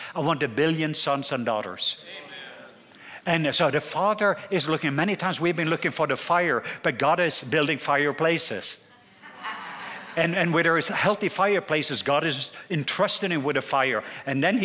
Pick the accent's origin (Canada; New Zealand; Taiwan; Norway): Norway; southwest Norway; accent: southern; I'm from the southwest part of Norway.